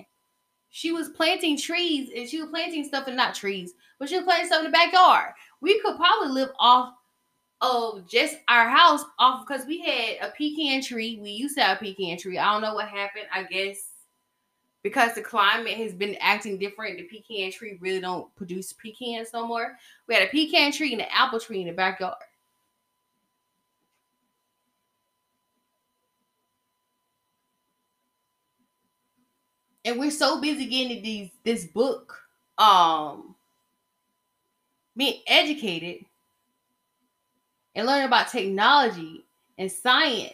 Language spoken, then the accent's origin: English; the South, United States; I'm from the South and we appreciate our Second Amendment rights.